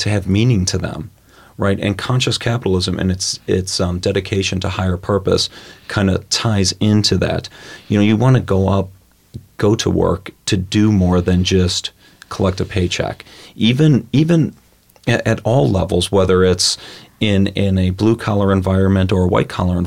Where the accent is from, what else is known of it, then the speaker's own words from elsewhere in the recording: Cleveland, Ohio, United States; also born or lived in Columbus, Ohio; I grew up in Cleveland, Ohio.